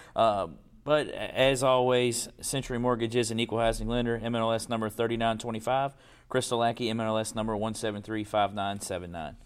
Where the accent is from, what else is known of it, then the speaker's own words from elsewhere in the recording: Louisville, Kentucky, United States; we played on concrete because we grew up in Portland.